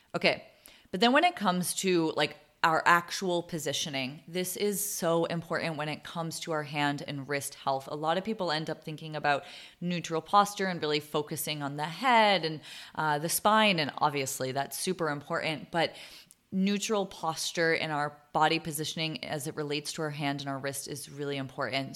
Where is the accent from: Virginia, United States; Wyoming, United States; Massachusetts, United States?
Massachusetts, United States; Boston; moved away as an adult; also born or lived in Vermont; now in San Diego, United States; I was born and raised in Boston